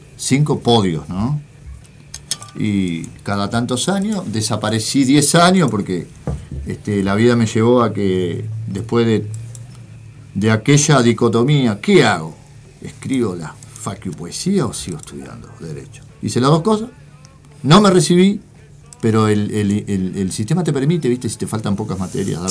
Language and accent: Spanish; Montevideo, Uruguay; also born or lived in interior of Uruguay; yo soy de Montevideo. Ah. En ese momento viví en el interior y vine